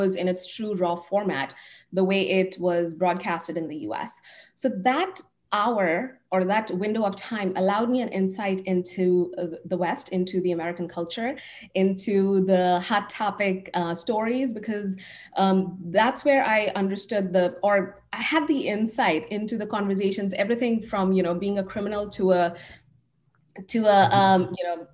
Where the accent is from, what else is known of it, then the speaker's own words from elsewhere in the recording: India; now in United States; I grew up in India, and growing up, I was consuming a lot of international content